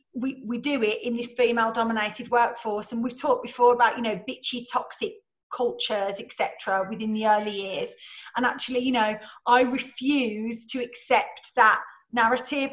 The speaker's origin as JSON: {"language": "English", "region": "England", "country": "United Kingdom", "said": "we're so English"}